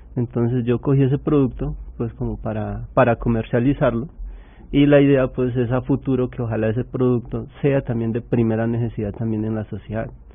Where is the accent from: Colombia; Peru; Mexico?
Colombia; nosotros como colombianos